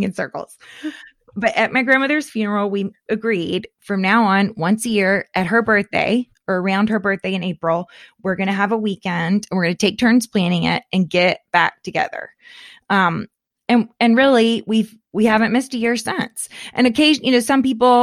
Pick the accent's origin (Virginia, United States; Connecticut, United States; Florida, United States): Florida, United States; I grew up in Florida